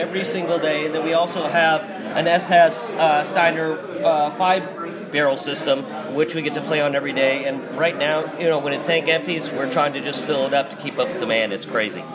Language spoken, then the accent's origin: English; Atlanta, Georgia, United States; I'm from Atlanta